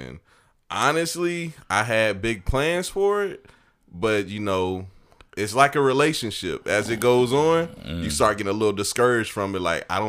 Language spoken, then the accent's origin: English; Evans, Georgia, United States; I'm a military brat, dog. I pretty much done been like a little bit of everywhere, but I spent most of my life, like half of my life, in Evans, Georgia.